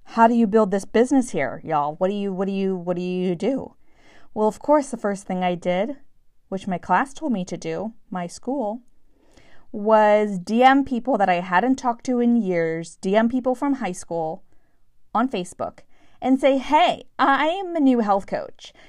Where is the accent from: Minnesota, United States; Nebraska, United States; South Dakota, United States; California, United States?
California, United States; San Francisco; moved away as an adult; also born or lived in Los Angeles / New York City; I was born and raised in San Francisco